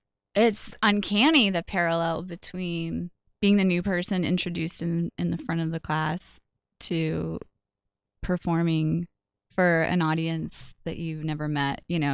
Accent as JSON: {"language": "English", "town": "Colorado Springs", "region": "Colorado", "country": "United States", "tie": "born or raised there", "also_born_or_lived": "Kansas / Wyoming / Oklahoma", "said": "So we moved pretty much all around Colorado, Kansas, Wyoming, and Oklahoma. Although I feel like I'm mostly from Colorado Springs. That's where I spent my formative years."}